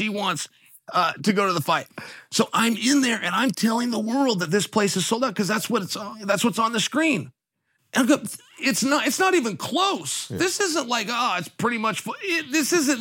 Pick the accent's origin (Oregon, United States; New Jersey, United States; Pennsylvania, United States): Oregon, United States; Portland; Portland, my hometown